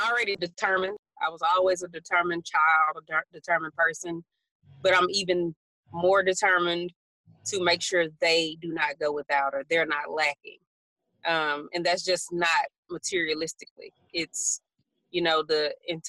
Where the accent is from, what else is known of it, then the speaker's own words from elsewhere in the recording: Nacogdoches, Texas, United States; a country girl from Deep East Texas, Nacogdoches.